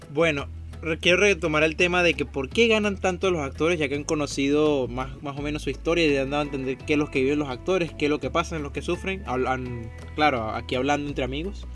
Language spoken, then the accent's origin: Spanish; Venezuela; moved away; me crié en Venezuela